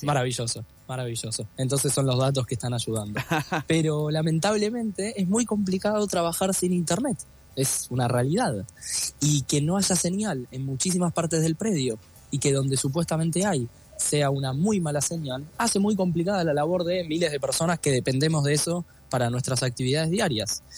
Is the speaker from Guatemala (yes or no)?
no; Argentina